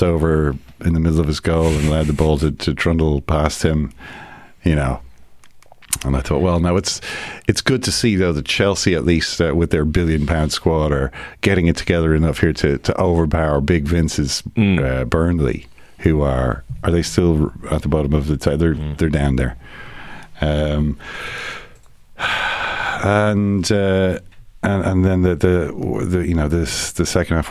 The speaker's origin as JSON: {"language": "English", "country": "Ireland", "said": "as an Irishman, sitting here in Ireland"}